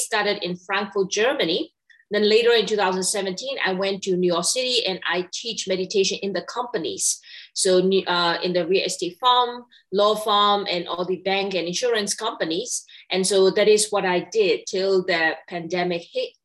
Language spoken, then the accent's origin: English; Myanmar; moved away as an adult; I was born and raised in Myanmar